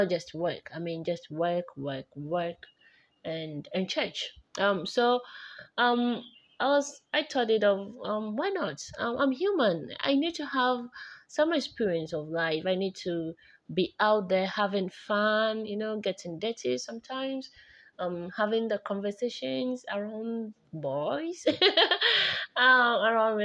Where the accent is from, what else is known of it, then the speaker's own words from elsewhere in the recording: Volta, Ghana; I'm from the Volta region of Ghana